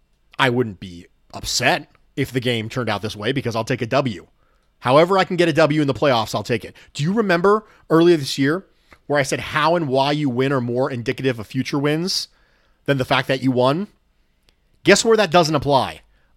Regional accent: New York, United States; moved away; My parents were Bills fans. I was born and raised in Western New York. I moved away. Still a fan of the home team. The motherland.

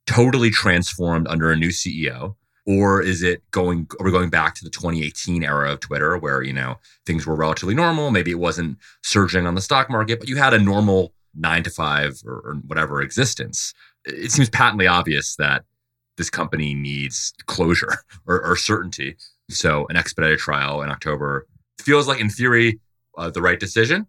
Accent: Dover, Delaware, United States; I'm from Dover, Delaware

